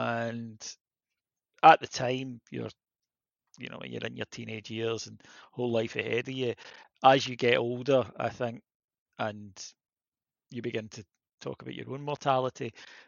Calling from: Liverpool, North West England, United Kingdom; I am. I'm joining you from Liverpool.

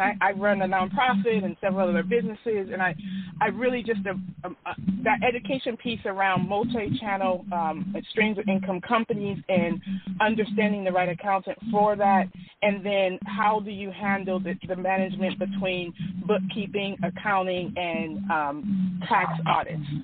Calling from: California, United States; I am calling from California

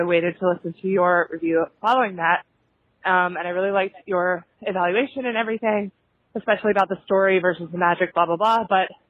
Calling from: New York City, New York, United States; I'm calling from New York City.

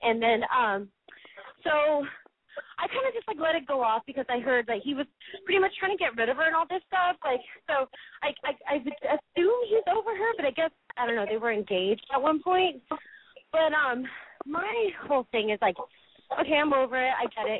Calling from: Los Angeles, California, United States; I'm calling from Hollywood. I'm 28 years old.

